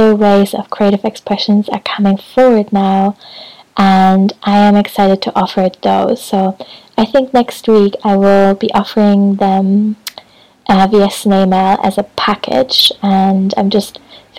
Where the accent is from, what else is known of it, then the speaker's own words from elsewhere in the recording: Hamburg, Germany; also born or lived in Brighton; now in Scotland; Hamburg, which is my hometown